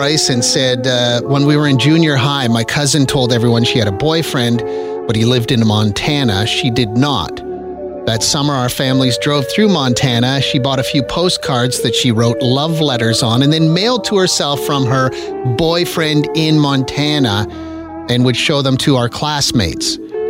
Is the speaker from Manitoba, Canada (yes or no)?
no; Regina, Saskatchewan, Canada; I was born in Regina